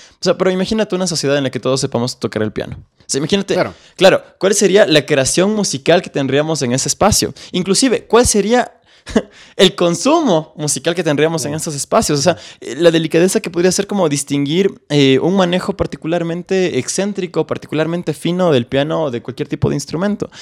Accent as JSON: {"language": "Spanish", "town": "Quito", "region": "Pichincha", "country": "Ecuador", "tie": "born or raised there", "said": "yo crecí en Solanda, un barrio eh, obrero, trabajador, eh, peligroso de aquí de Quito"}